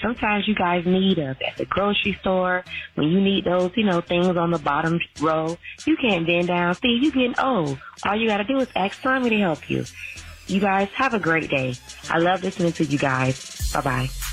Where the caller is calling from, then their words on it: Tallahassee, Florida, United States; I'm calling from Tallahassee, Florida